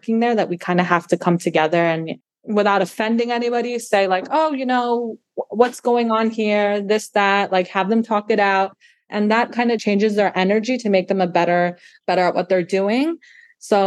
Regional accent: New York, United States; now in Florida, United States; my hometown is New York

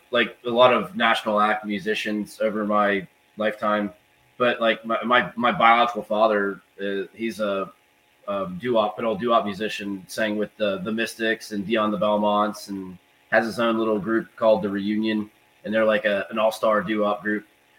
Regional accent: South Florida, United States; moved away; I grew up in South Florida and went to the same school as the guys from like ….

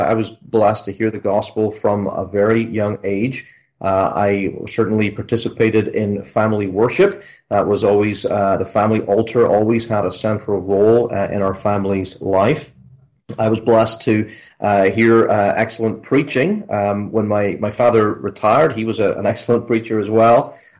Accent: Northern Ireland, United Kingdom; also born or lived in Scotland; So I was born in Scotland. I was raised, however, in Northern Ireland, so I guess that means I'm Scots-Irish.

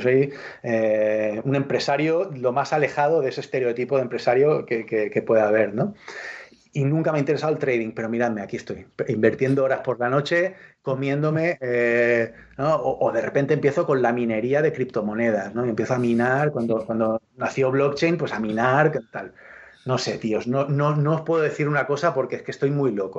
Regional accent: L'Hospitalet de Llobregat, Catalonia, Spain; yo soy de Hospitalet, o sea, Hospitalet Hospitalet es una ciudad satélite, de, satelital, es una ciudad satelital de Barcelona

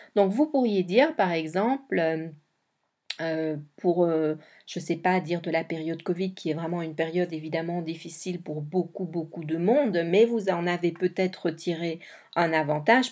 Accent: Belgium; Je suis belge

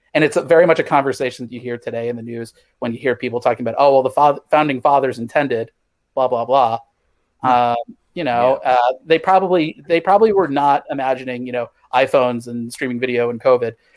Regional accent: Missouri, United States; moved away; I grew up in Missouri

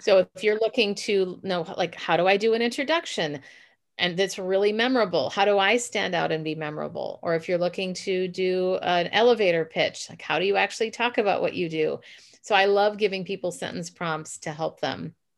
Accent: Minneapolis, Minnesota, United States; now in San Francisco, United States; I'm originally from Minneapolis, but now I live in San Francisco

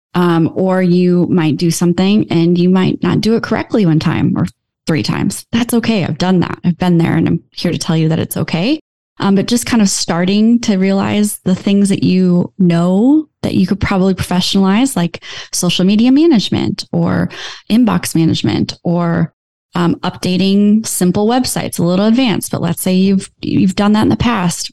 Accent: Iowa, United States; I'm from Iowa

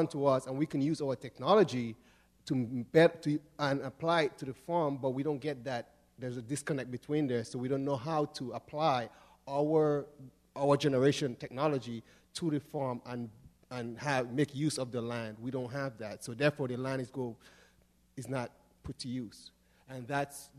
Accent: Grenada; moved away; I grew up in Grenada

